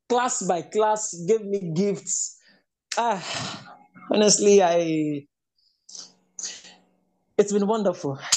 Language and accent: English; Enugu State, Nigeria; also born or lived in Lagos State / Edo State; now in Kwara State, Nigeria; because I am from Enugu State.